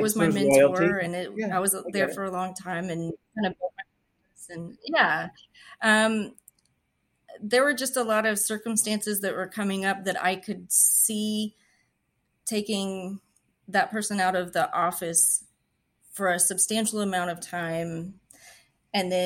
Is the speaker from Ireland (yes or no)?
no; West Texas, United States; now in Houston, United States; I'm from West Texas. There's rattlesnakes and scorpions and things that can kill you out there.